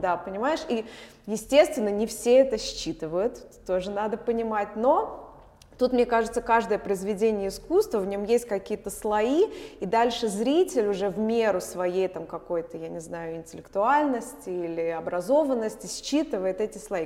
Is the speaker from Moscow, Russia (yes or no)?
yes; Moscow, Russia; moved away as an adult; now in Vilnius, Lithuania; я родилась в Москве, в Москве я училась